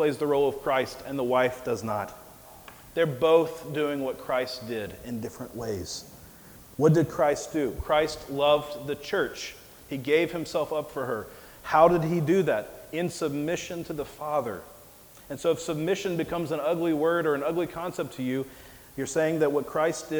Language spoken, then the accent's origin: English; Mississippi, United States; moved away as an adult; also born or lived in Nebraska; my hometown in Mississippi